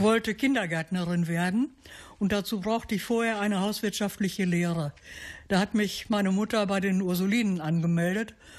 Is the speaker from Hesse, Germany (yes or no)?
no; Halberbracht, North Rhine-Westphalia, Germany; now in Attendorn, Germany; Ich bin gebürtig aus Halberbracht.